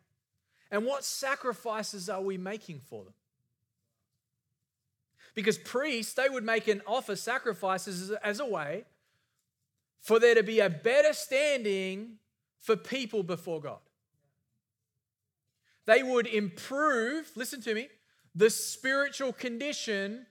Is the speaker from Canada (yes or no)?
no; Australia; moved away; I grew up in Australia.